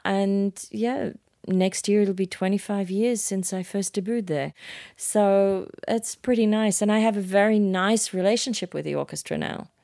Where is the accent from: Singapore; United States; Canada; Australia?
Australia; Sydney, New South Wales; moved away; I was a kid from Manly in Sydney